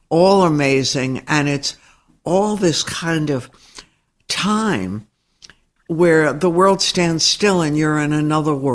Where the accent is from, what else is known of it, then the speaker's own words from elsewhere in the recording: Dallas, Texas, United States; I grew up in Dallas.